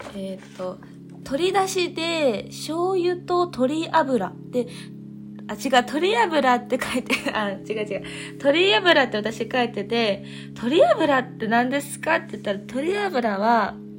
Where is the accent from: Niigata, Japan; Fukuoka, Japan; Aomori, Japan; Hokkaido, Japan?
Fukuoka, Japan; moved away as an adult; also born or lived in Nerima, Tokyo; 私は福岡出身なので